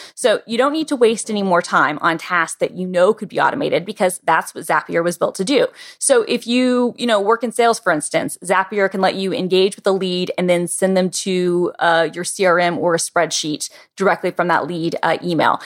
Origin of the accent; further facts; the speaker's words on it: United States; as American citizens